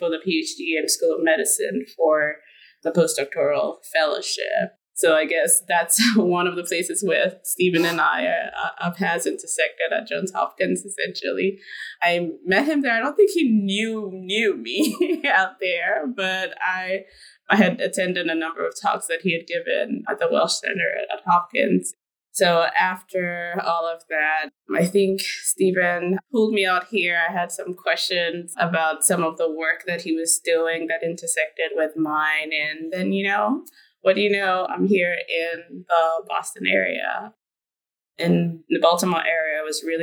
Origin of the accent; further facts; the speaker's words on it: Ghana; moved away as an adult; also born or lived in The Gambia / Jefferson City, Missouri / North Carolina; now in United States; I'm originally from Ghana, West Africa. So I was born in Ghana